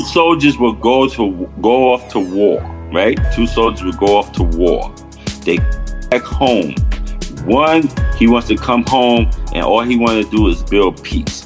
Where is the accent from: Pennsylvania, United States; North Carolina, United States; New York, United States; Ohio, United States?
New York, United States; New York City; I grew up in that kind of atmosphere, growing up in Harlem and 111th Street